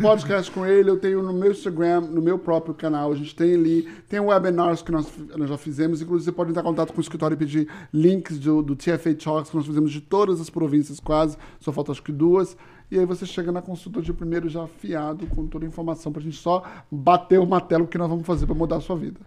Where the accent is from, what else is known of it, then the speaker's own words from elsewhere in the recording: Toronto, Ontario, Canada; Eu nasci em Toronto e eu sou o canadense de meia tigela.